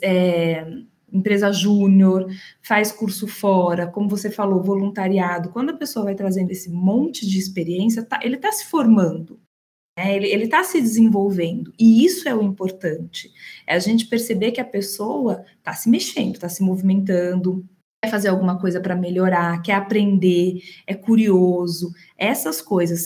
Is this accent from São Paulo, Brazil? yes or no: yes; Campinas, São Paulo, Brazil; moved away as an adult; now in São Paulo, Brazil; Eu sou de Campinas, interior de São Paulo. É, moro em São Paulo há 20 anos